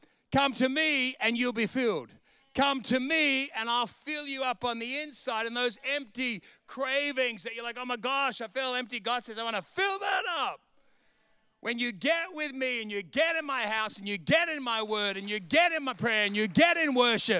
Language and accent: English; Bronx, New York, United States; I went back to the house I grew up in the Bronx in Sydney, and I went to the street and went, there it is, let's go.